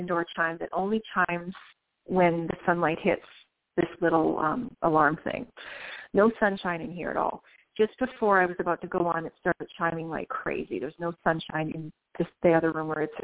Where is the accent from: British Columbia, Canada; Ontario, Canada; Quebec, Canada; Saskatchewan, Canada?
Ontario, Canada; Guelph; moved away as an adult; also born or lived in New Orleans, United States; now in Chattanooga, United States; Born and raised in Ontario, Canada, Guelph, actually, and met my husband, moved down to New Orleans area